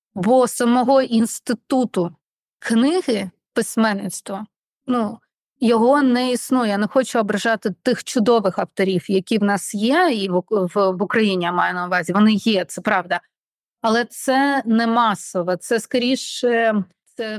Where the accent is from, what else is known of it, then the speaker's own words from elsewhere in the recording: Odesa, Odesa Oblast, Ukraine; Ukrainian is a second language; я з Одеси, я розмовляла в житті російською